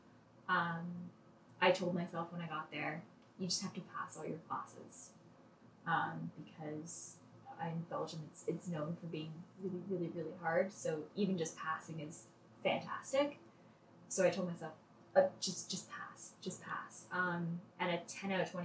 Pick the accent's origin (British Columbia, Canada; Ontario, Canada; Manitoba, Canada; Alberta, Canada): Ontario, Canada; Toronto; I grew up in Toronto, lived in Toronto my whole life.